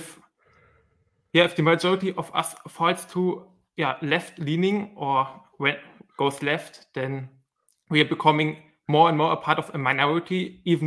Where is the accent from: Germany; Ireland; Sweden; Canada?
Germany; I'm actually from Germany